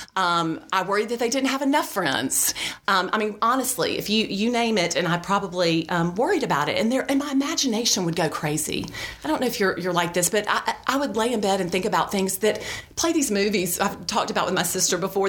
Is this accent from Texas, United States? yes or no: no; Birmingham, Alabama, United States; also born or lived in Auburn, Alabama; I grew up here in Birmingham. I went to Shades Valley High School back when it was off of 280